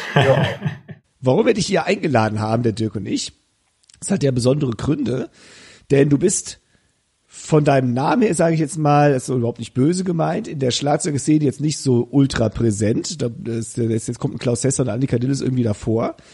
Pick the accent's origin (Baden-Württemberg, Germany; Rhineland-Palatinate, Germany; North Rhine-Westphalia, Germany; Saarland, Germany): Rhineland-Palatinate, Germany; Koblenz-Westerwald region; Wir kommen beide aus der Region Koblenz-Westerwald.